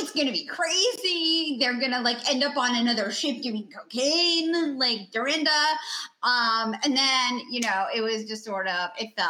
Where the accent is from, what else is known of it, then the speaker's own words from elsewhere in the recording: New York City, New York, United States; I grew up in New York City. I actually grew up like two blocks from where she lived.